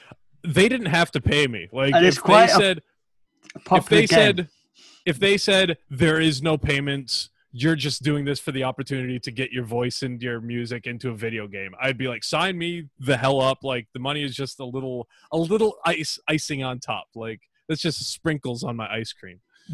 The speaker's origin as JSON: {"language": "English", "region": "England", "country": "United Kingdom", "accent": "English", "said": "As far as my English accent goes, I don't know. I don't have a distinction between Liverpool, where else, Manchester."}